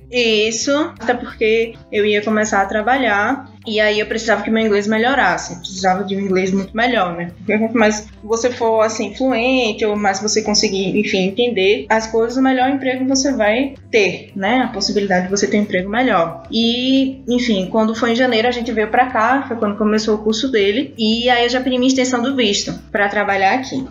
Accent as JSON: {"language": "Portuguese", "town": "Recife", "region": "Pernambuco", "country": "Brazil", "tie": "born or raised there", "moved": "as an adult", "lives_now": "London, Canada", "said": "eu sou recifense, né? Ai. Ah. Natural de Recife, esse sotaquezinho aqui é de lá."}